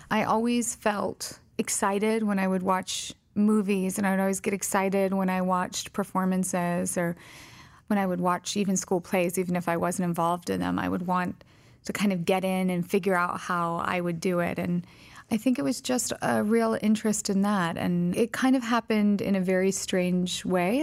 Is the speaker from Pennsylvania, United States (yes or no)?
no; Colorado, United States; also born or lived in Vicenza, Italy; I was born in Vicenza, Italy, raised primarily in Colorado. my dad was in the Army